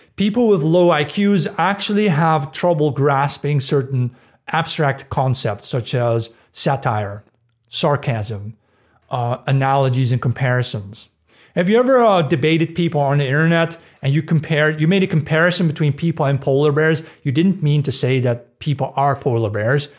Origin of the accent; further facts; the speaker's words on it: Netherlands; moved away; the town where I grew up in the Netherlands